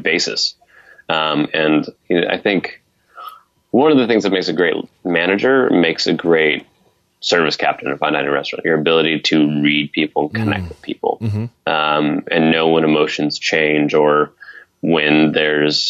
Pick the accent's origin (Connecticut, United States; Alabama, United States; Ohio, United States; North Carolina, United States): Ohio, United States; Northeast; I'm from Northeast Ohio